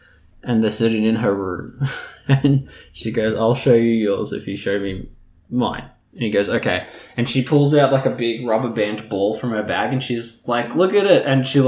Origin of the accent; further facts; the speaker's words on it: Canada; Yeah. I'm Canadian.